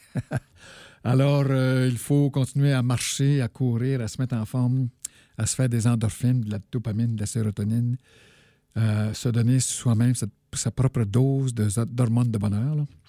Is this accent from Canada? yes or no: yes; Abitibi, Quebec, Canada; je viens de, de l'Abitibi